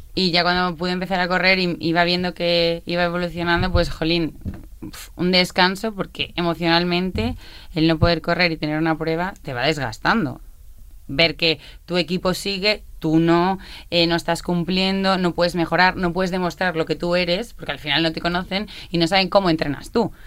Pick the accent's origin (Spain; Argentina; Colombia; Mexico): Spain; Badajoz, Extremadura; now in Barcelona, Spain; soy de Badajoz, ah. pero sí, sí, sí, pero vivo en Barcelona ahora